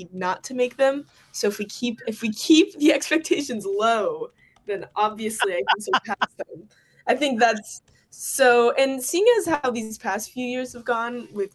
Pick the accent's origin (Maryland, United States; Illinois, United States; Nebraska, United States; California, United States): Nebraska, United States; Omaha; I was born in Omaha